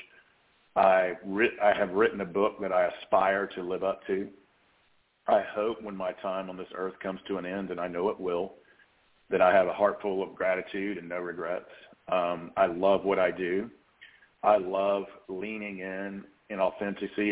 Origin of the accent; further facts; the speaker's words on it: the South, United States; accent: Southern; my Southern accent